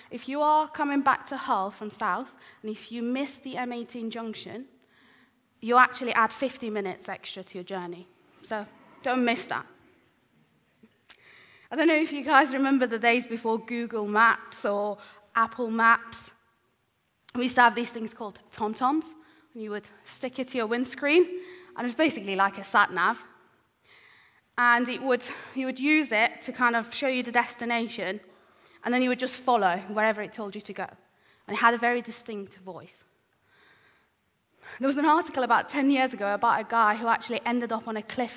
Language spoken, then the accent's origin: English; Iran; moved away; I was born in the Middle East, in Iran